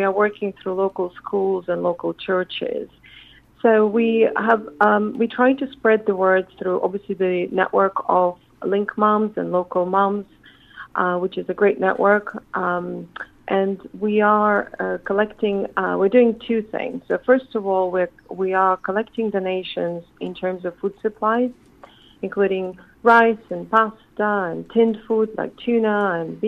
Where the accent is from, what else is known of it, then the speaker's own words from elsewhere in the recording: Chernihiv, Chernihiv Oblast, Ukraine; moved away as an adult; now in Surrey, United Kingdom; my hometown, Chernigiv, which is northeast of Kyiv